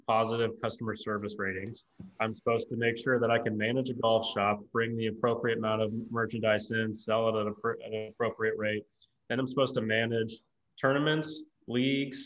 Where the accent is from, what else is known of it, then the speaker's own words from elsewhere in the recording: Lee's Summit, Missouri, United States; I was born and raised in Lee Summit, Missouri.